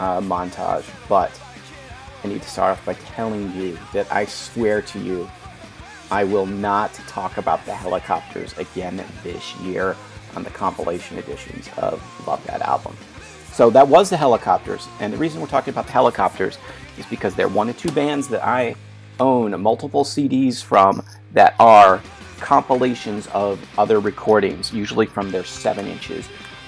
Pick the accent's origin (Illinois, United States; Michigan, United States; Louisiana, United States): Michigan, United States; Detroit area; born or raised there